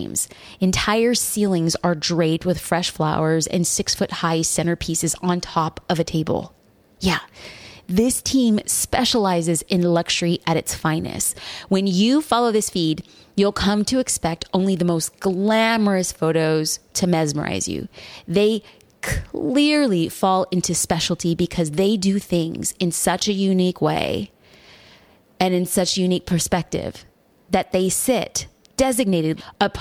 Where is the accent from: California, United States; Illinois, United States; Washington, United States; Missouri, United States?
California, United States; Newport Beach; my hometown of Newport Beach, California